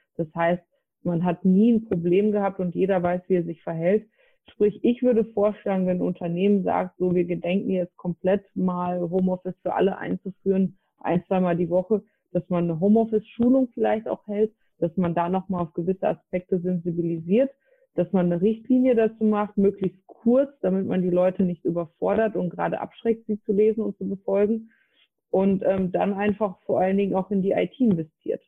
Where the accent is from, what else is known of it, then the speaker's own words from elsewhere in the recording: North Rhine-Westphalia, Germany; also born or lived in Frankfurt; bin wieder in mein Heimatbundesland NRW gezogen